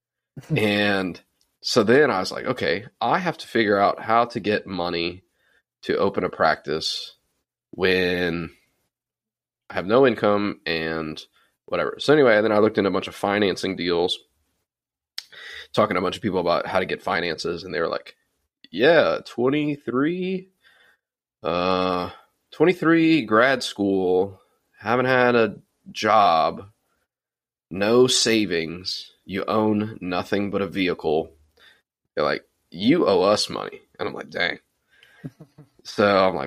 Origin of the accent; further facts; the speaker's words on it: Louisiana, United States; moved away as an adult; I didn't want to move back to my hometown